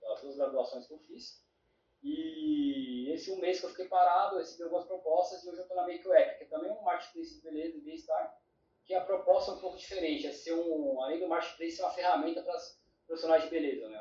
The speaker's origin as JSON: {"language": "Portuguese", "region": "São Paulo", "country": "Brazil", "said": "eu Sou filho de Pará, paranaense com baiano, então sou de São Paulo"}